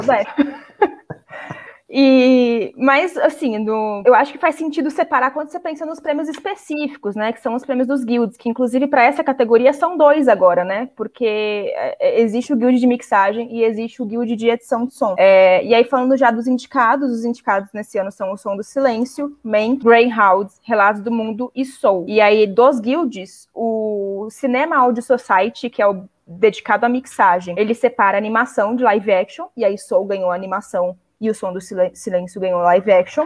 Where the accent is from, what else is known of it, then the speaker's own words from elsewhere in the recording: Brazil; como brasileiros